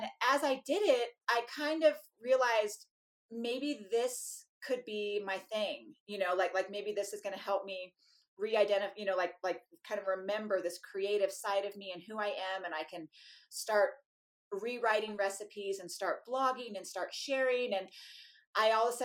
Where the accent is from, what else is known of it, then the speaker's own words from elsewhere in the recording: California, United States; moved away; I was this lady from California